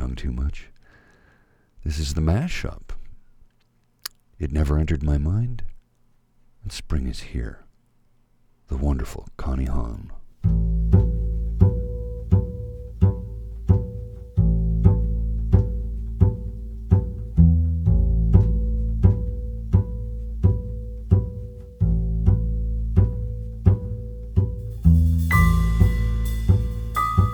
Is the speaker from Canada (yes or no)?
yes; Canada; also born or lived in Ottawa; we are all part of the same great nation of Canada